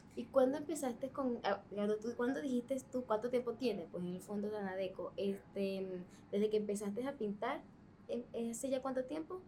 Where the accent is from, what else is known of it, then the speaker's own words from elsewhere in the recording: Venezuela; now in Chile; yo soy de Venezuela